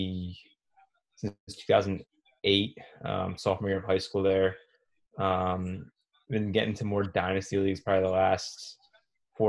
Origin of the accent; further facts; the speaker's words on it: Pennsylvania, United States; moved away as an adult; also born or lived in New Jersey / South Carolina / Alaska / Connecticut; now in Virginia, United States; I'm from Pennsylvania originally